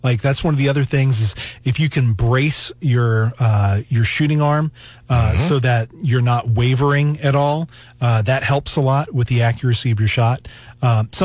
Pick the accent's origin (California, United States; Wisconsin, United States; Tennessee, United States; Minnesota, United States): Tennessee, United States; Knoxville; now in Missouri, United States; I was raised in Tennessee by a family that had lived in Tennessee forever.